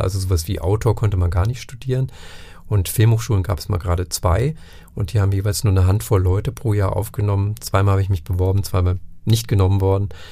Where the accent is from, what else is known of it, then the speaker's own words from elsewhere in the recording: Northern Germany, Germany; also born or lived in Franconia; now in Nuremberg, Germany; ich bin Norddeutscher, zwar seit Anfang der 90er Jahre hier, aber eben kein Franke